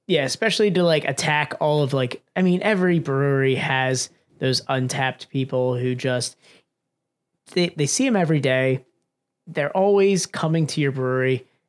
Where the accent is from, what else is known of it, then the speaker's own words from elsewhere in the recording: Pennsylvania, United States; we're from Pennsylvania